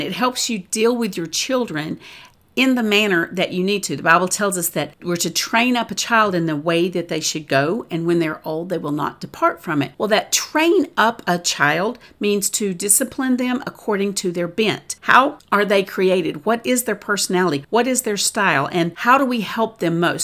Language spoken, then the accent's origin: English; the South, United States; I'm from the South